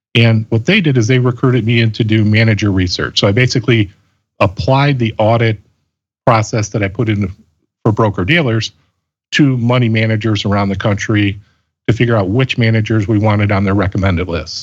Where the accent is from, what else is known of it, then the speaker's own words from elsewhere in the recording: Chicago, Illinois, United States; also born or lived in Colorado Springs, Colorado; I grew up in the Chicago area and graduated from Loyola University here in Chicago